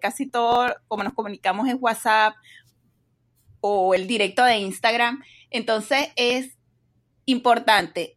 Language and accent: Spanish; Venezuela; moved away as an adult; now in Dallas, United States; soy venezolana, eh, tengo más o menos unos 15 años en Estados Unidos, vivo en Texas